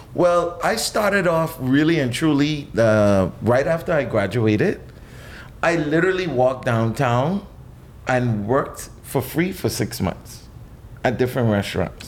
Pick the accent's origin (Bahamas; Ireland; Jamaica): Bahamas; Nassau, New Providence; I was born right here in New Providence.